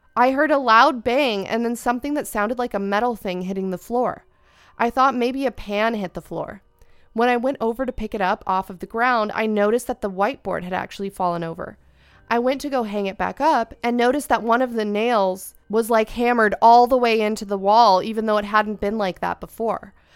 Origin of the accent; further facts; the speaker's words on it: Ventura County, California, United States; I am also from Ventura County